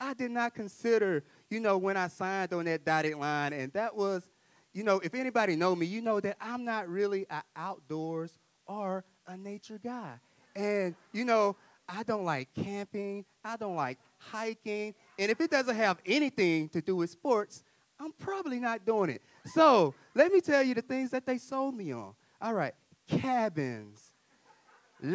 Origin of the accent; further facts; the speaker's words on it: Mansfield, Louisiana, United States; moved away as an adult; I grew up in Mansfield, Louisiana, in the country. And I moved up here in 2018